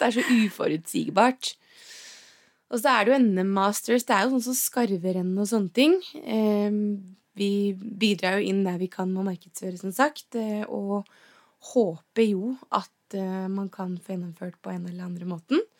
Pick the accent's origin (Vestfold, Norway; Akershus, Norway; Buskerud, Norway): Buskerud, Norway; Geilo; also born or lived in Oslo; når man er født og oppvokst på Geilo